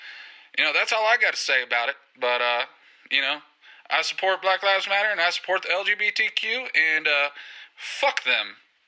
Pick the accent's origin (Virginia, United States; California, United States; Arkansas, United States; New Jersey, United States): Arkansas, United States; moved away; me growing up in Arkansas and being out here for about 7 years now